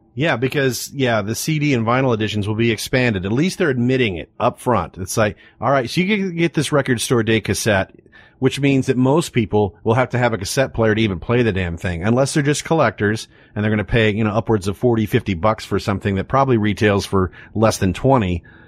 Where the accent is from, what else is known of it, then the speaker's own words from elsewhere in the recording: Texas, United States; we're from Texas